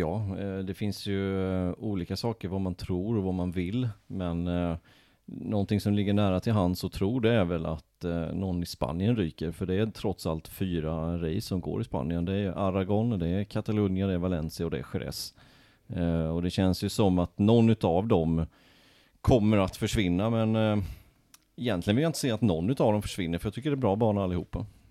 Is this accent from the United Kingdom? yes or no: no; Småland, Sweden; moved away; Jag kommer ju från Småland, där har vi vecka sju